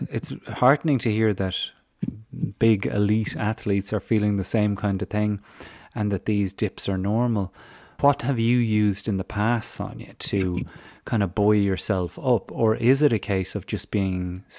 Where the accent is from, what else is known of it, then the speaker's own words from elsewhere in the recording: Ireland; moved away; my moving back to Ireland and the new life that I'm going to have as an Irish man commuting abroad